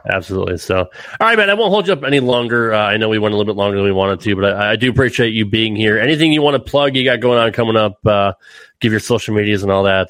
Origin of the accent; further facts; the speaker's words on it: Connecticut, United States; growing up in Connecticut myself, like in the Northeast